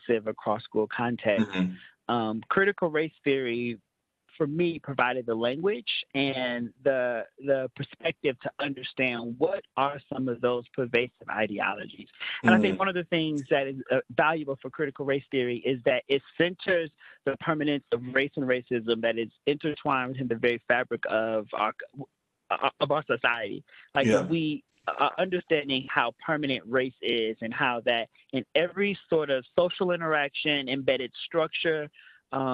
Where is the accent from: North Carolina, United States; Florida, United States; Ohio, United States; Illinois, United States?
Illinois, United States; Chicago; I am from the South Side of Chicago, so a lot of my own upbringing was in inner city low income schools.